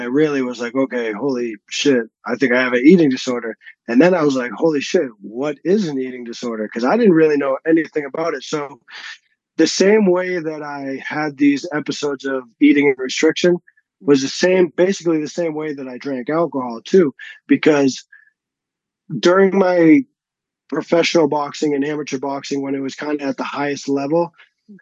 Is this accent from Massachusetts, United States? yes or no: yes; a suburb outside of Boston, Massachusetts, United States; moved away as an adult; also born or lived in Texas; now in Colorado, United States; I grew up in like a suburb outside of Boston